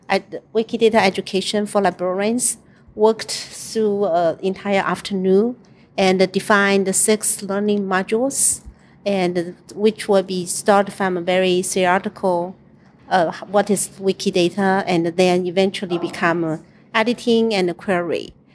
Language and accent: English; New Zealand; I am a Wikimedian from New Zealand